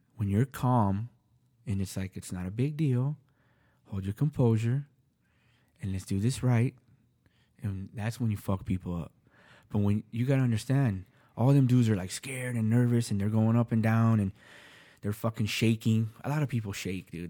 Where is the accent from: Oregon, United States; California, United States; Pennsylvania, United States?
California, United States; I'm from California